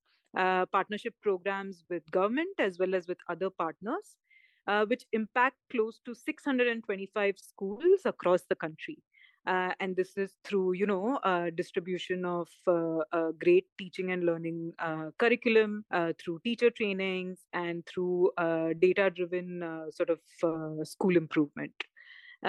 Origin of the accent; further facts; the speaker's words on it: Vadodara, Gujarat, India; moved away as an adult; also born or lived in Chennai / Pune / Bangalore / Mumbai; now in Sierra Leone; I was born and raised in Vadodara, Gujarat, which is where I finished my schooling K through 12.